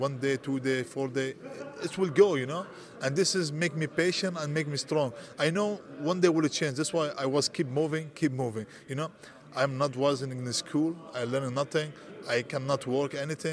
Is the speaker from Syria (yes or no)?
yes; Syria; English is a second language; moved away as an adult; also born or lived in Greece / Milan, Italy; now in Germany; I come from Syria